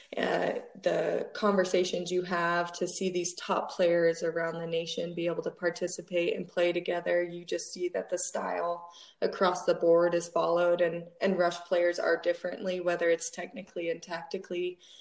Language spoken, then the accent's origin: English; Wheat Ridge, Colorado, United States; I grew up in Wheat Ridge, Colorado